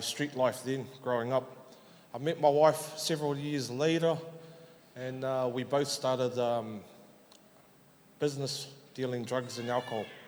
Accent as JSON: {"language": "English", "region": "Auckland", "country": "New Zealand", "tie": "born or raised there", "said": "I was born and raised up in South Auckland, Otara"}